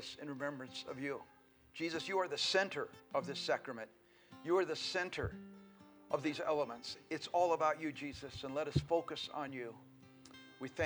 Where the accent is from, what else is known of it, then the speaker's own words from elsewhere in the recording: Colorado, United States; also born or lived in Oregon; now in Billings, United States; We were born and raised in Colorado, so all of the West feels very at home to us.